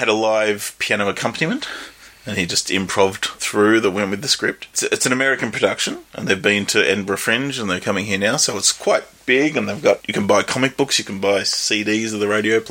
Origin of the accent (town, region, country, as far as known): Australia